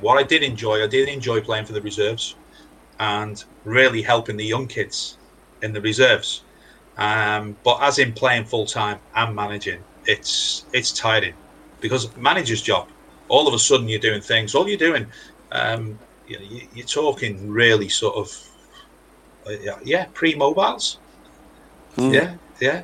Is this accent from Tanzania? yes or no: no; Wales, United Kingdom; obviously I'm a Welshman